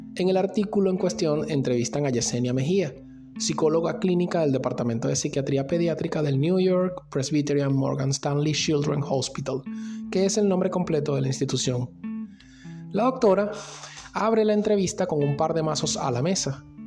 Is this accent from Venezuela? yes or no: yes; Venezuela; now in Argentina